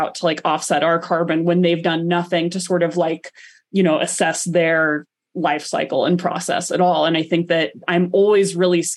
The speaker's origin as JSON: {"language": "English", "region": "the South", "country": "United States", "tie": "born or raised there", "moved": "yes", "lives_now": "Colorado, United States", "said": "growing up in the South was a connection to sport"}